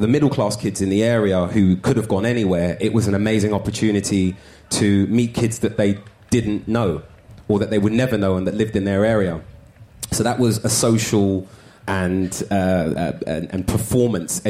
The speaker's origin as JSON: {"language": "English", "region": "London", "country": "United Kingdom", "tie": "born or raised there", "said": "I'm originally from North London. I moved to South London in my teens, but in a borough of Islington where I'm from."}